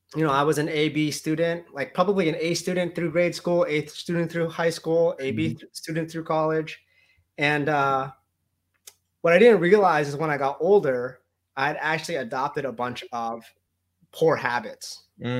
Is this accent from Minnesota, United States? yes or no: no; New Jersey, United States; I grew up in New Jersey